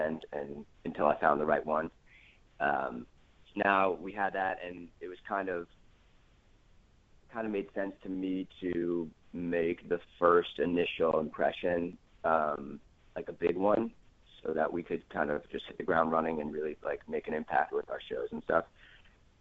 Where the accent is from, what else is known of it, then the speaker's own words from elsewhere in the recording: New York, United States; moved away as an adult; I'm originally from New York